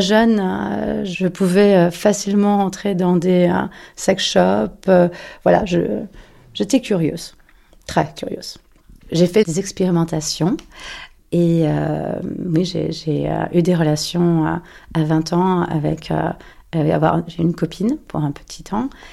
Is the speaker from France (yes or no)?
yes; Paris, Île-de-France, France; moved away; also born or lived in New York; j'ai 44 ans et je suis parisienne.